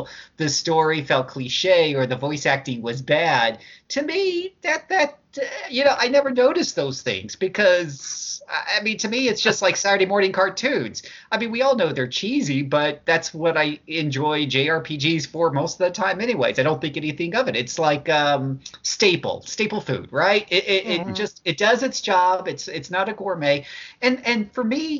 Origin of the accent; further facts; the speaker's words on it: Utah, United States; I'm from Utah